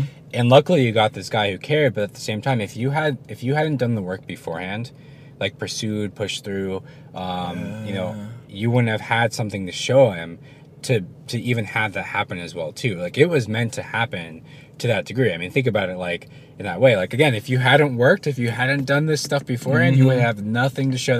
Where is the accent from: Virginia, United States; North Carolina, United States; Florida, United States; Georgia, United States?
Virginia, United States; It was Virginia. Yeah. Okay. My home state